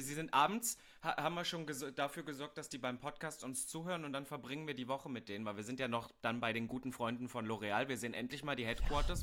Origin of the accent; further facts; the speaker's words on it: East Germany, Germany; ich komme ja aus Ostdeutschland